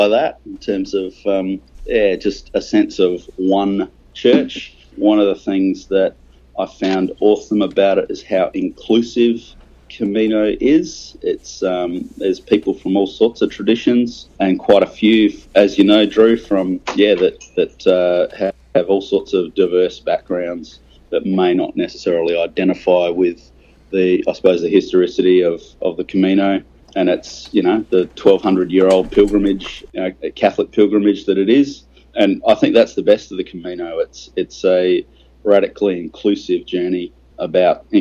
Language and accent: English; Australia; me as an Australian